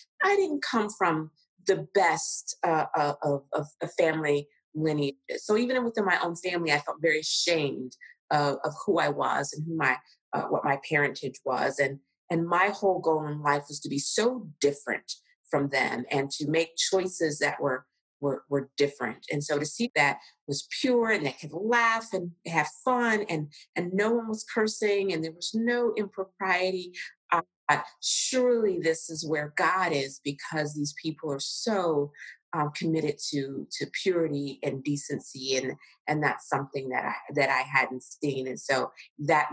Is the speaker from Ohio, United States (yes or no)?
yes; Cincinnati, Ohio, United States; moved away as an adult; also born or lived in New York City / Kenya; I was raised in Cincinnati, Ohio, Southern